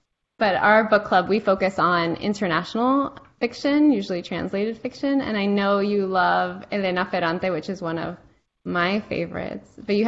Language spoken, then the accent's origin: English; Miami, Florida, United States; I'm Cuban American. Even though I was raised in the States, I didn't get the American experience fully because I was in Miami.